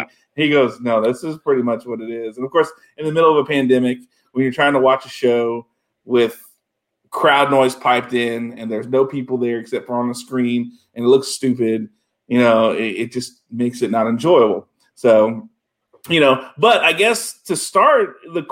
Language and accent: English; South Louisiana, United States; now in Texas, United States; I grew up in South Louisiana